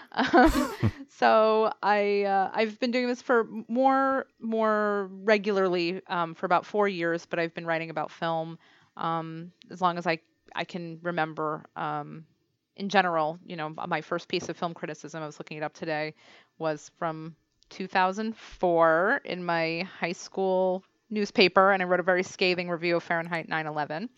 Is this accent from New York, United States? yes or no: yes; New York, United States; now in Cambridge, United States; I'm actually from New York